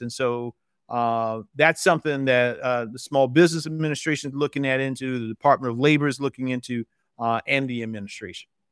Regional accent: South Carolina, United States; I'm from South Carolina originally, still live in South Carolina

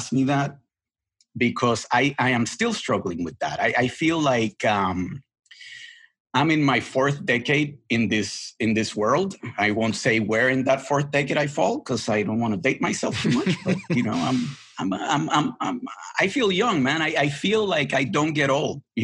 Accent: Puerto Rico; English is a second language; moved away as an adult; also born or lived in Boston; I was brought up in the island. I left the island when I was 20. English was not my first language

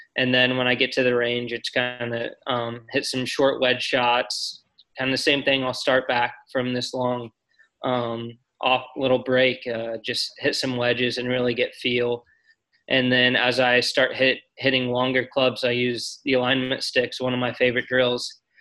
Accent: Columbus, Indiana, United States; I loved growing up in Indiana

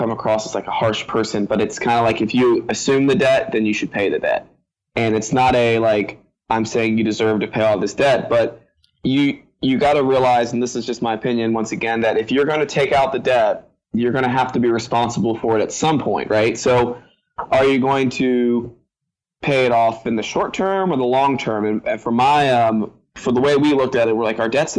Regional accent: Virginia, United States; I'm from Virginia.

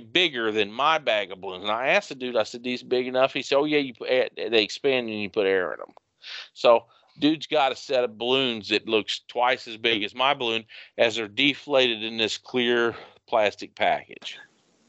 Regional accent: United States; as an American

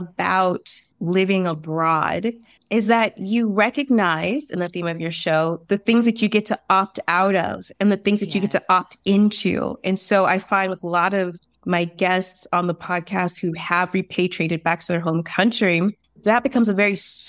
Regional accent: Atlanta, Georgia, United States; moved away as an adult; now in Valencia, Spain; I'm originally from Atlanta, and so I'm Black American, although my father is from Trinidad, so I'm also Caribbean. And I'm currently based in Valencia, Spain. I've lived in Spain for the past 6 years.

